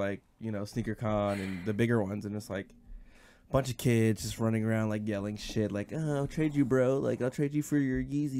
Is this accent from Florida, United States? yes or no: no; Woodbridge, Virginia, United States; we're from Woodbridge.